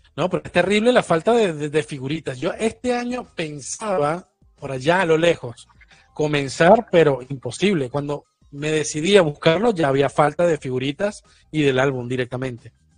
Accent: Portuguesa, Venezuela; now in Argentina; soy de portuguesa

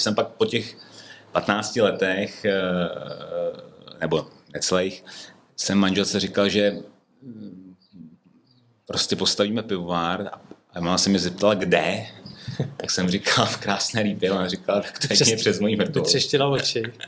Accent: Ústí nad Labem, Ústí nad Labem Region, Czechia; also born or lived in Prague / Děčín; now in Krásná Lípa, Czechia; Já jsem původně vlastně ze severních Čech, přímo eh, rodák z Ústí

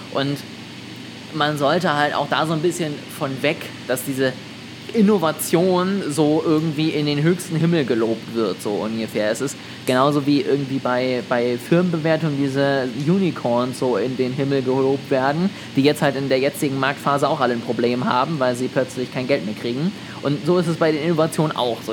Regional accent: Germany; als Deutscher

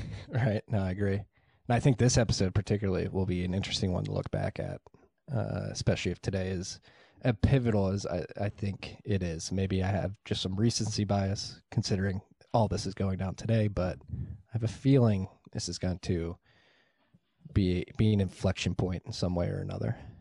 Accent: Philadelphia, Pennsylvania, United States; I'm from Northeast Philly

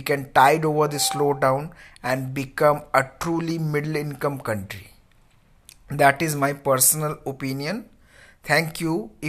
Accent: India

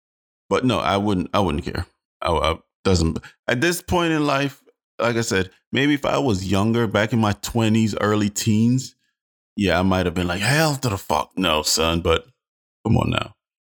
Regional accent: Jamaica; Man, I'm Jamaican. First and foremost, my art bleed.

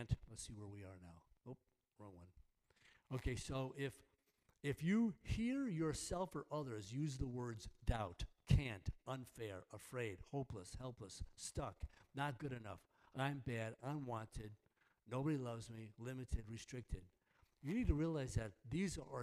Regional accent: New York, United States; I'm from New York. Actually, I'm from New York

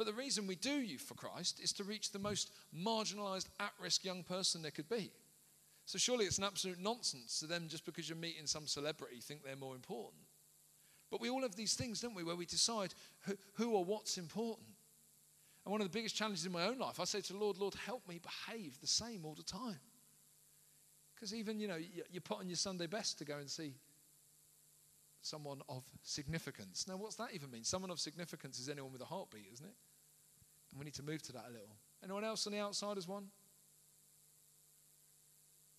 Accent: London, United Kingdom; I grew up in South London, in inner London, right? A place called Peckham

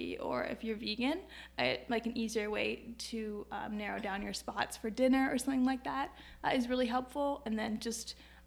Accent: Woodstock, Ontario, Canada; moved away as an adult; also born or lived in Waterloo; now in Kitchener, Canada; I'm from Woodstock, dairy capital of Ontario.

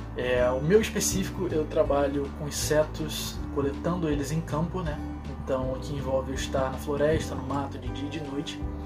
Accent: Rio de Janeiro, Brazil; eu sou aqui do Rio de Janeiro

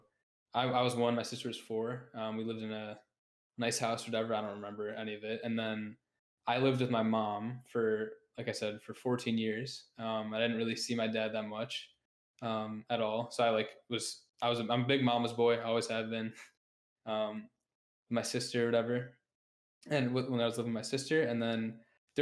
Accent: Buffalo, New York, United States; I'm from Buffalo, New York. Mm-hmm. I've lived here my whole life.

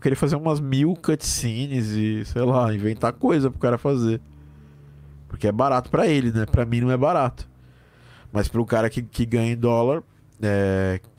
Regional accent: Curitiba, Paraná, Brazil; Eu sou de Curitiba. Paraná, né?

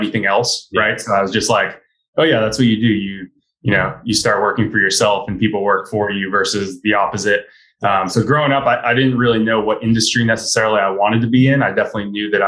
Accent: Marblehead, Massachusetts, United States; I grew up in Marblehead

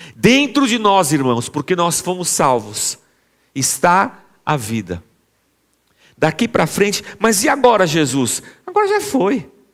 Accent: Brazil; A gente é brasileiro

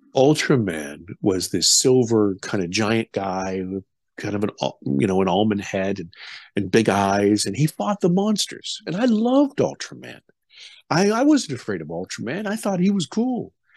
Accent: United States; also born or lived in Germany; I'm an American

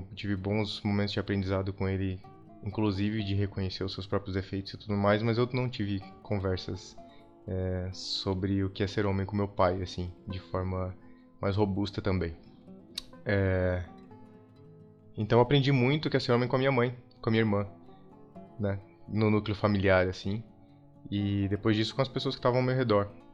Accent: Blumenau, Santa Catarina, Brazil; now in São Paulo, Brazil; Eu sou de Santa Catarina, eu sou de Blumenau, uma cidade que tende a ser muito é, tradicional

